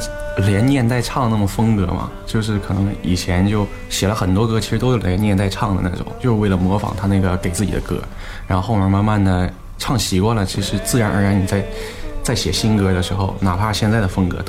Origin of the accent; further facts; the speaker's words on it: Xining, Qinghai, China; also born or lived in Hangzhou; now in Shenyang, China; 我们家是青海西宁的，